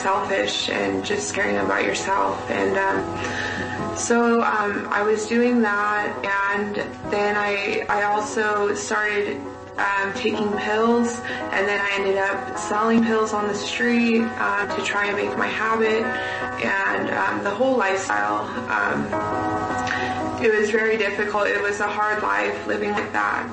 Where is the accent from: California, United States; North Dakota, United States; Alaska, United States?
California, United States; moved away; also born or lived in Arizona; I was born in California. That's where I was raised.